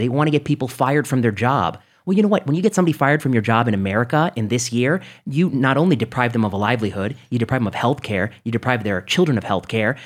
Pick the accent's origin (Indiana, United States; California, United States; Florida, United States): Indiana, United States; moved away; I grew up in the Midwest. I grew up in, you know, Indiana